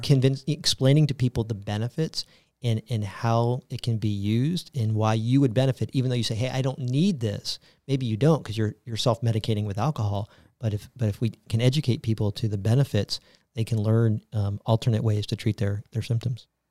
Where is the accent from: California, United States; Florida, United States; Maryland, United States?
Florida, United States; Tampa; also born or lived in New York; I am a native Floridian, born and raised in Tampa, Florida